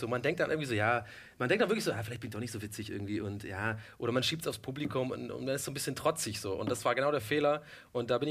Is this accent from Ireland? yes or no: yes; Ireland; now in Germany; ganzer Ire. Ja, ich bin in Irland geboren, ich bin da auch sehr okay. stolz drauf und habe auch gar keinen deutschen Pass.